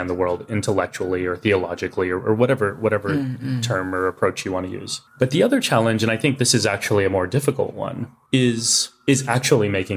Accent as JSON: {"language": "English", "region": "Texas", "country": "United States", "tie": "born or raised there", "said": "growing up in Texas as kids wearing turbans"}